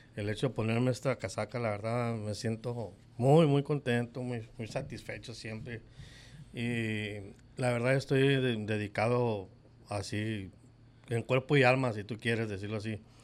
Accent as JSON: {"language": "Spanish", "town": "Guadalajara", "region": "Jalisco", "country": "Mexico", "tie": "born or raised there", "moved": "as an adult", "lives_now": "Hermosillo, Mexico", "said": "yo nací en el 68 en Guadalajara, Jalisco. Y nomás de que cuando llegué aquí, como llegué el 87, el 88 con el 89 me quedé a vivir aquí"}